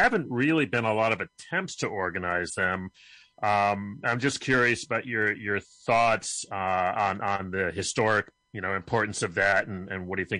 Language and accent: English; Rochester, New York, United States; my hometown of Rochester and upstate New York